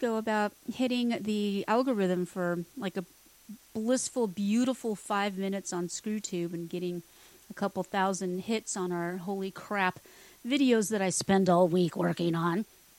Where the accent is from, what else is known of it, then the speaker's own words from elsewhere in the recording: Texas, United States; born there; Now, I haven't lived my whole life in Texas. I mean, I am a Texan because I was born here, but I haven't lived here.